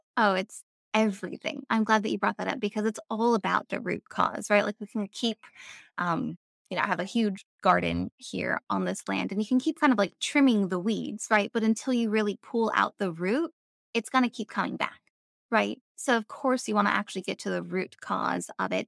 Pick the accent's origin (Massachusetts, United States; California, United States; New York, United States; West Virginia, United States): California, United States; Avalon; moved away as an adult; also born or lived in North Carolina; I grew up in California, um, I grew up on Catalina Island, which is a little island off the coast of Los Angeles